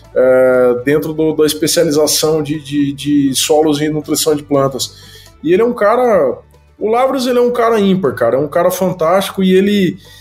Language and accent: Portuguese; Maringá, Paraná, Brazil; moved away as an adult; also born or lived in Piracicaba; now in Campinas, Brazil; Mas eu nasci em Maringá, e fiz todo, todo, todo o estudo por lá e a graduação